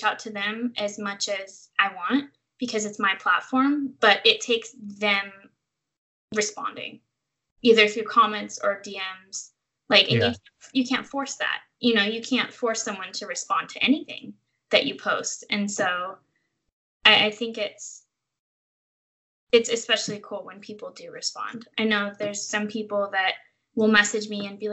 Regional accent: Central Valley, California, United States; now in San Francisco Bay Area, United States; I don't think I would ever be able to go back to my hometown. Like, it's so small and the opportunities are limited, and it's an hour and a half to a major airport

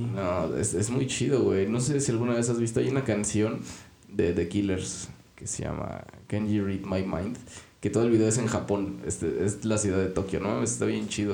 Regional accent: Mexico; aquí en México

